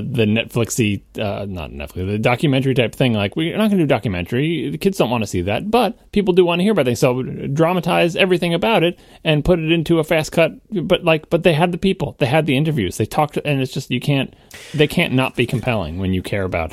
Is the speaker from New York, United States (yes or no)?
yes; New York, United States; I'm a New Yorker